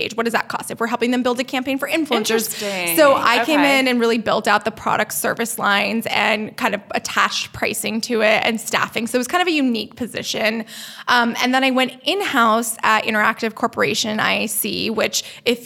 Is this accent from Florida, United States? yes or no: no; New York, United States; moved away as an adult; also born or lived in Los Angeles; I'm a New Yorker